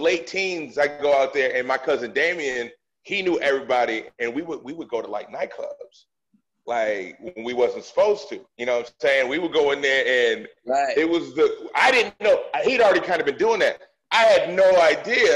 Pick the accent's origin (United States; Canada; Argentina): United States; Boston, Massachusetts; When I was a kid, like, I'm from Dorchester.